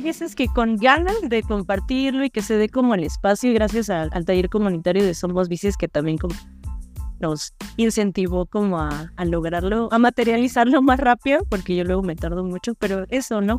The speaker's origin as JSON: {"language": "Spanish", "country": "Mexico", "said": "como mujeres mexicanas"}